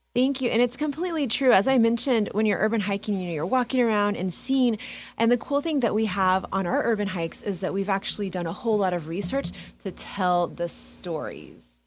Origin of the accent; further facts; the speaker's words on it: Kansas City, Kansas, United States; I'm from Kansas City. I grew up in KCK